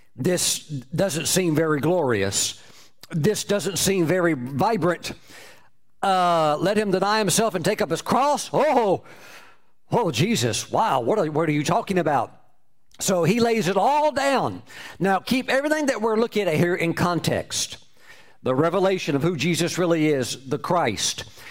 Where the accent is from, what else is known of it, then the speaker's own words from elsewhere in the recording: United States; my home my home country